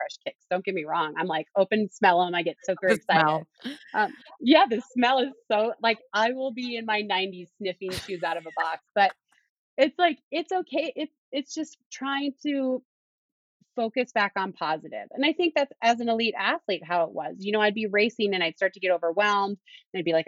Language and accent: English; Duluth, Minnesota, United States; moved away; my tune-up race was in my hometown of Duluth, Minnesota